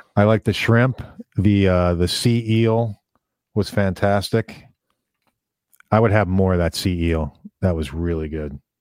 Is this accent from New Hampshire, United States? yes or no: no; New York City, New York, United States; I grew up in Brooklyn, New York